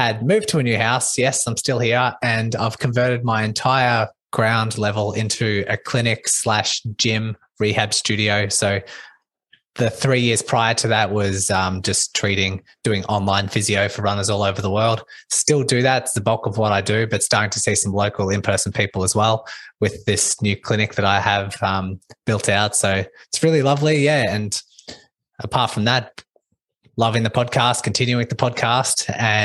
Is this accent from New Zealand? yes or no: no; Melbourne, Victoria, Australia; I'm from Melbourne, Australia